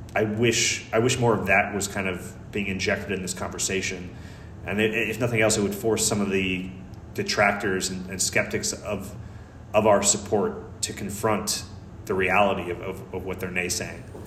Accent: United States; I'm just an American, you know, I'm an American writer

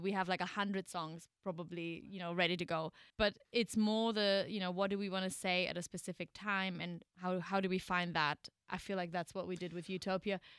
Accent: Germany; moved away as an adult; also born or lived in New York; got to my hometown in Germany where we're kind of currently living

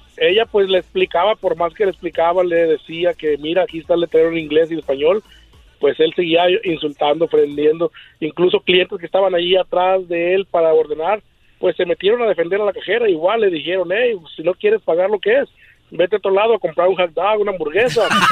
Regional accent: Mexico; also born or lived in Zacatecas / Michoacán; now in Anaheim, United States; originario Zacatecas y Michoacán

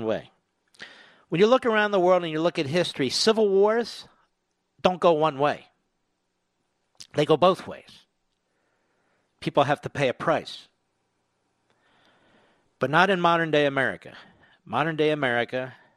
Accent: United States; I'm speaking as an American.

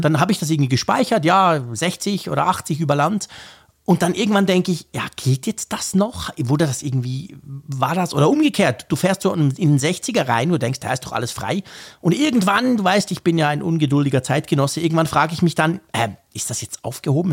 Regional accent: Switzerland; ich bin Schweizer

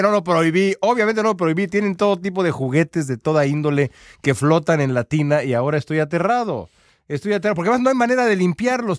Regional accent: Mexico; como mexicano

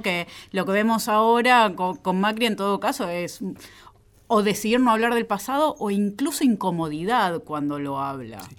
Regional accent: Argentina; soy ciudadana argentina

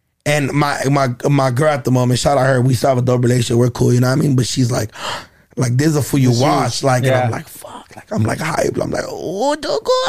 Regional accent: Los Angeles, California, United States; I grew up in downtown LA, Echo Park area

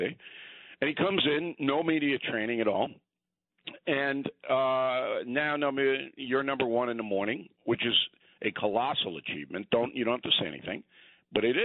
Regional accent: New York, United States; those of us who were born and raised in New York

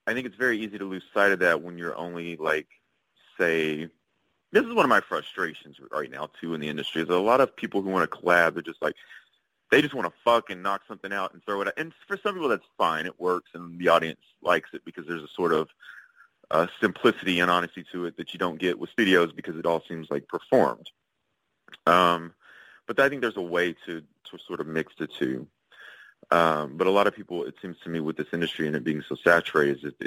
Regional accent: Shreveport, Louisiana, United States; moved away; also born or lived in Los Angeles; I moved back to Shreveport, Louisiana, which was my hometown. It's where I was born.

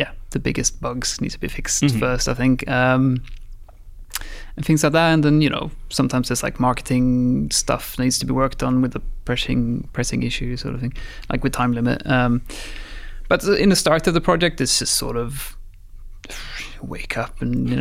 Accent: Sweden; moved away as an adult; also born or lived in Guildford, England / Brazil; I'm from Sweden

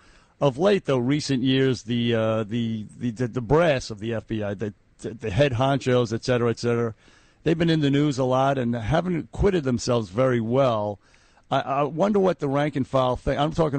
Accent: Ireland; Because I'm Irish.

